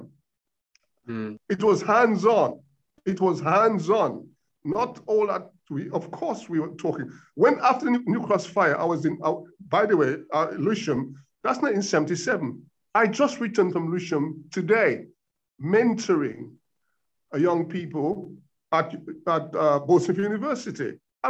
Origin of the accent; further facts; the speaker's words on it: Dominica; born there; also born or lived in United States / Africa; And I spent 15 years in America where I lived. So I've got sort of, and I was born in Dominica in the Caribbean. I've been to Africa. I lived there.